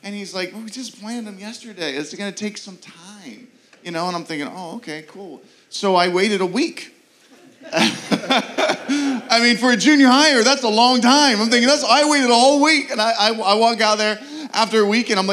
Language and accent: English; Pittsburgh, Pennsylvania, United States; moved away; I'm from Pittsburgh